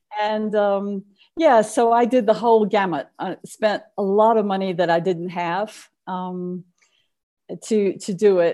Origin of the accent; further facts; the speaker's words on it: United States; moved away as an adult; also born or lived in England; I'm an American, but I was living in England